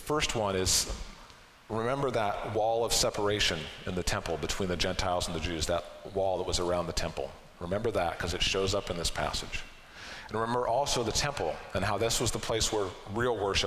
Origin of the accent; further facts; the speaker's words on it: Arlington, Washington, United States; I grew up in Arlington